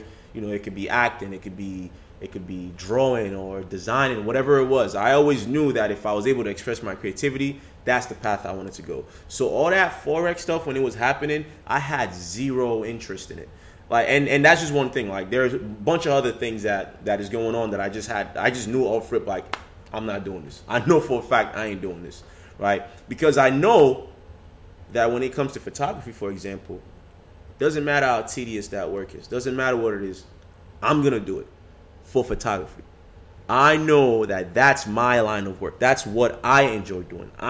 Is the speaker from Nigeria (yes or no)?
yes; Nigeria; moved away; I grew up in Nigeria